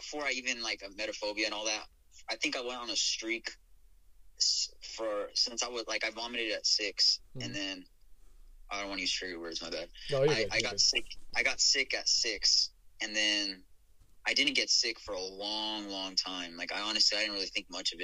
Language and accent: English; Albuquerque, New Mexico, United States; now in Houston, United States; growing up there